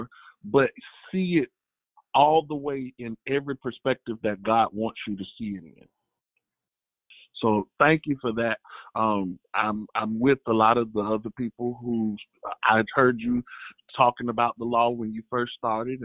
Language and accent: English; the South, United States; I'm from the South